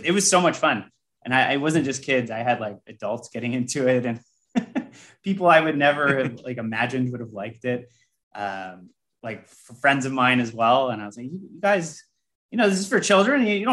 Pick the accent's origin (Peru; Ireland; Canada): Canada; I'm Canadian